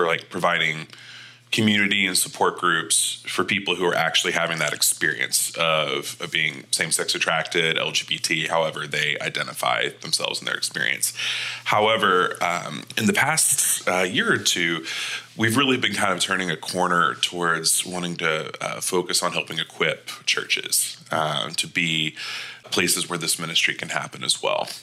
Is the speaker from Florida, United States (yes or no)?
yes; Panama City, Florida, United States; moved away as an adult; also born or lived in Birmingham, Alabama / Knoxville, Tennessee; now in St. Louis, United States; I grew up in Panama City, Florida